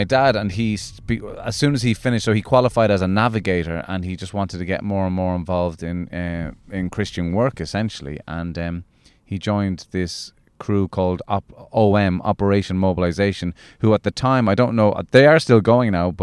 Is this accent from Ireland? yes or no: yes; Midleton, Munster, Ireland; also born or lived in Clonmel, Tipperary; I grew up in Cork